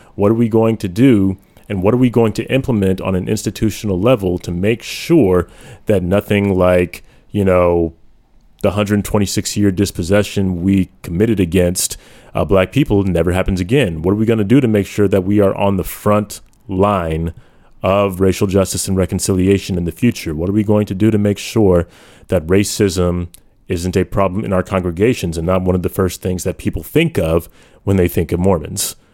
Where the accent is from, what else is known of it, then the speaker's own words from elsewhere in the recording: United States; I haven't been a proud American for quite some time, but I have owned that label